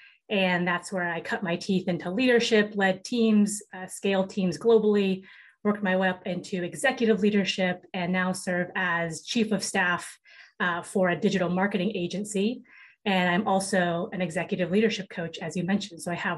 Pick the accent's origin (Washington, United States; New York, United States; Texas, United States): Washington, United States; Seattle; I grew up in Seattle, Washington.